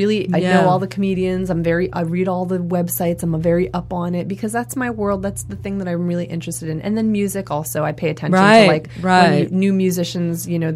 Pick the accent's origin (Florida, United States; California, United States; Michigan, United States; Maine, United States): Maine, United States; I grew up in Maine in a really small town, and there were 300 kids in my school.